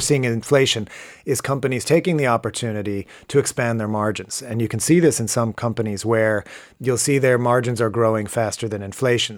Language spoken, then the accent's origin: English; United States; moved away as an adult; now in Ireland; living in Ireland, uh, uh, as an American who grew up in a much sunnier climate